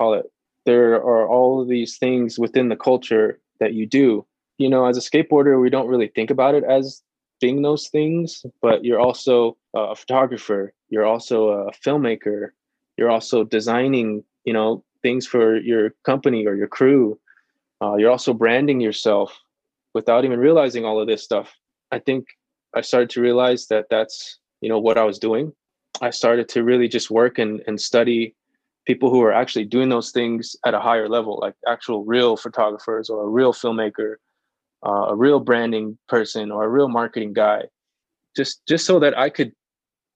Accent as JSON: {"language": "English", "town": "San Carlos", "region": "Arizona", "country": "United States", "tie": "born or raised there", "also_born_or_lived": "Phoenix, Arizona", "said": "I grew up on an Apache reservation in a town called San Carlos, Arizona. And I was born in Phoenix, Arizona."}